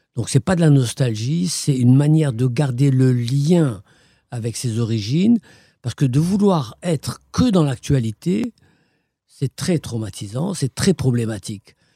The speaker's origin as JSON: {"language": "French", "country": "Morocco", "tie": "born or raised there", "also_born_or_lived": "Fès / Belgium", "moved": "yes", "lives_now": "Brussels, Belgium", "said": "je suis marocain, je suis né au Maroc"}